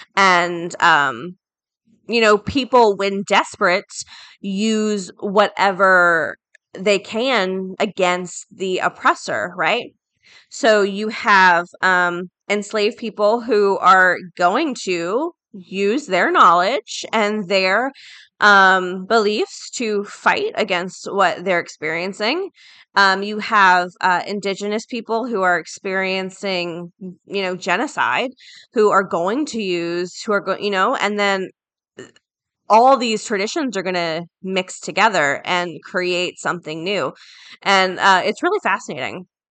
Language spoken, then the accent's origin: English; Florida, United States; I'm from Florida, right? So we're very hurricane prone as well.